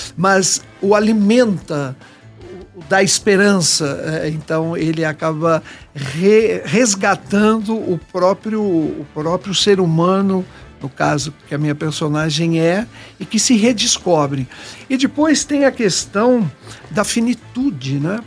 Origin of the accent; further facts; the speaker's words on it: Brazil; moved away; Eu me senti muito mais brasileiro